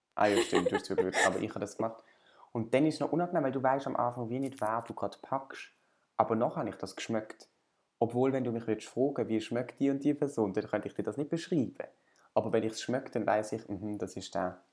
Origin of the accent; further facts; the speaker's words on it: Basel, Basel-Stadt, Switzerland; ich bin irgendwie in Basel aufgewachsen